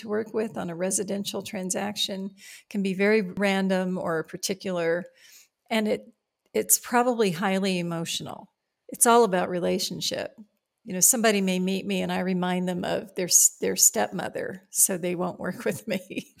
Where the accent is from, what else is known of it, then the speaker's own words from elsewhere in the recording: Virginia, United States; also born or lived in Appalachia, Virginia; I was born in Appalachia, Virginia, in the coal mining region of Virginia. My parents, who were among the first in their families to be educated, got out of there as fast as they could. And we moved to the Shenandoah Valley of Virginia